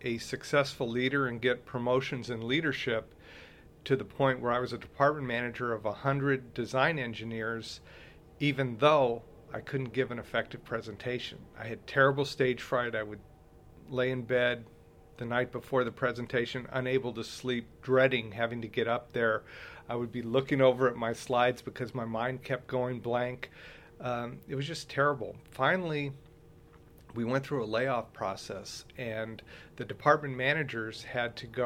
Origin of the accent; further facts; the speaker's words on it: Southern California, United States; I was born and raised in Southern California